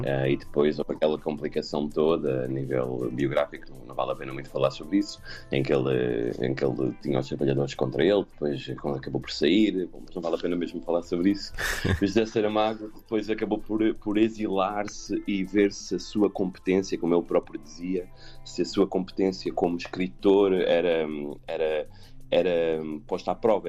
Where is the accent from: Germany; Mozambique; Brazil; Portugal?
Portugal; Montemor-o-Novo, Alentejo; eu sou de Montemoro Novo